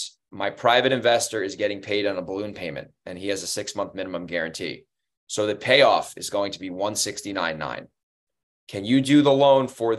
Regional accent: Monroe, United States; Monroe, my hometown. I live not in that neighborhood, but it's in the same zip code

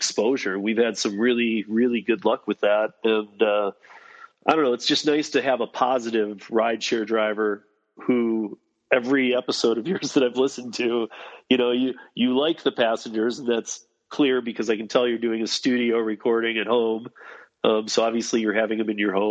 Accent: East Lansing, Michigan, United States; also born or lived in Colorado; now in Denver, United States; I'm originally from East Lansing, Michigan.

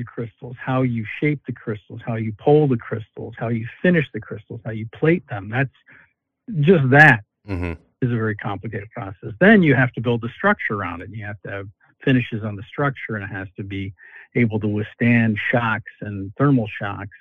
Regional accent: Southern Tier, New York, United States; now in Buffalo, United States; I grew up in Bethel, New York

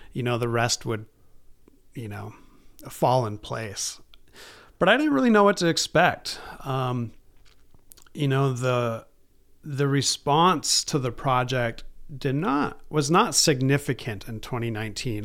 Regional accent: Baraga, Michigan, United States; also born or lived in East Lansing, Michigan; I grew up in Barriga, uh, graduated from Barriga High School in two thousand one

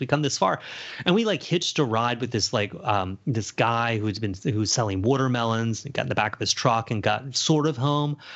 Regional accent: Charleston, United States; moved away; growing up in Charleston

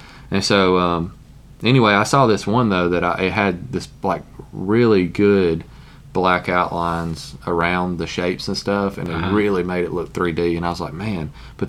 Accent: Alabama, United States; Hey, I'm from Alabama.

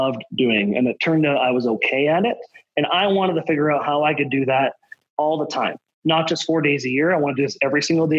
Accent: Southern Alberta, Canada; I grew up in Southern Alberta, like I said, I lived in a whole bunch of different cities, and I'm in Alberta by choice

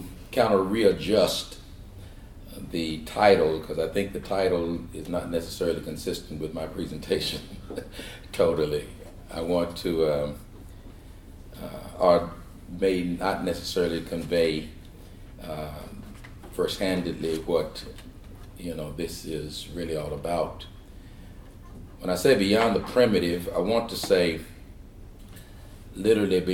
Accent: Shawnee, Oklahoma, United States; moved away; also born or lived in California; I'm from Oklahoma, a little place 38 miles southeast of Oklahoma City called Shawnee, raised in a small church there

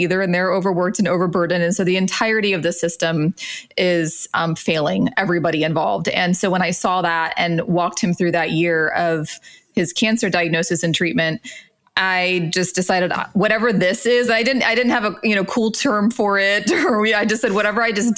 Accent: Central Florida, United States; I grew up in Florida, Central Florida, Mickey Mouse Land

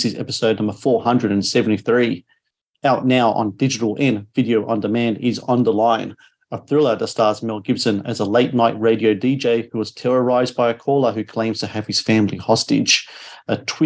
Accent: Australia; As an Australian myself

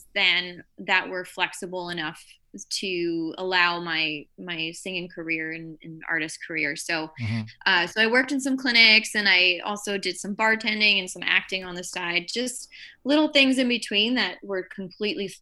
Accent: Windsor, Ontario, Canada; I'm originally from Windsor, Ontario, so right across from Detroit. So I had a lot of American influence growing up

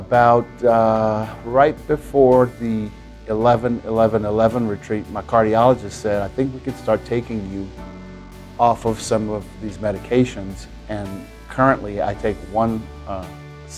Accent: New Orleans, Louisiana, United States; I'm from New Orleans, Louisiana.

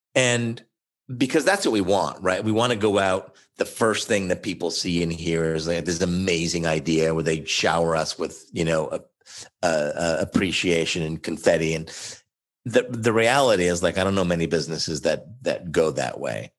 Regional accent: Oshawa, Ontario, Canada; also born or lived in Montreal; originally from Montreal, but I grew up in a city about an hour east of Toronto called Oshawa, Ontario

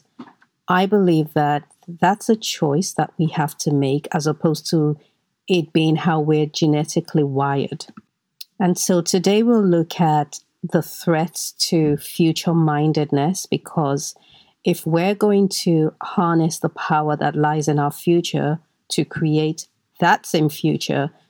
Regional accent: Nigeria; I grew up in Nigeria

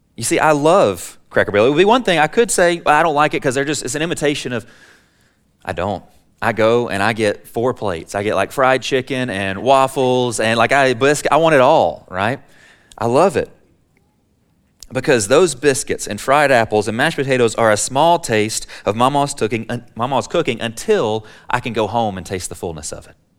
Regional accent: Alabama, United States; now in Texas, United States; I'm a Texan by choice, but I'm an Alabamian by birth

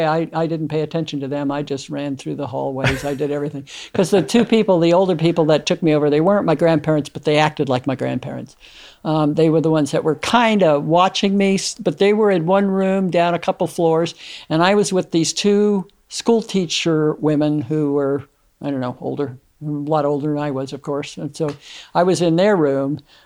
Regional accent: New York, United States; Long Island.

